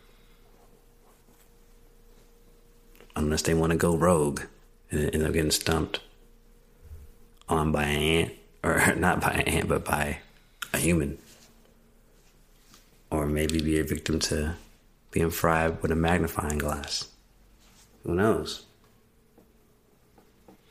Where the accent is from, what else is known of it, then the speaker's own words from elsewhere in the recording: Mississippi, United States; growing up in Mississippi